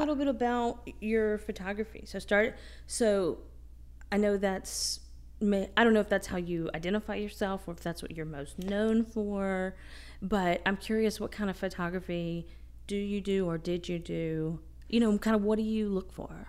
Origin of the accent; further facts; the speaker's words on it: East Tennessee, United States; moved away; I grew up in East Tennessee